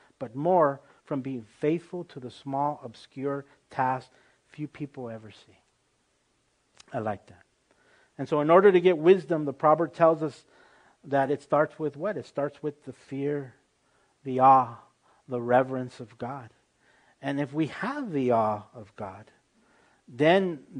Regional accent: United States; I'm an American through and through, but I also grew up speaking the Spanish language

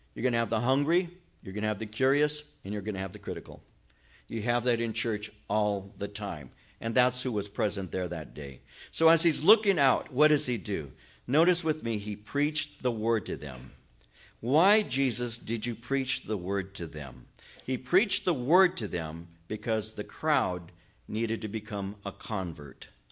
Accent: Norwalk, California, United States; I'm from Norwalk

